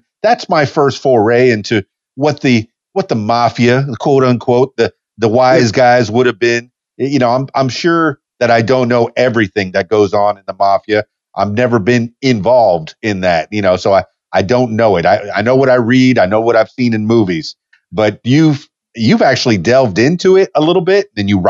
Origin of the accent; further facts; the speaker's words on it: South Florida, United States; also born or lived in Miami / Homestead / Fort Lauderdale; now in Conway, United States; I'm in Conway, Arkansas now. … from the Florida Keys. I was born in Miami. I grew up in Homestead, Florida Keys, Fort Lauderdale.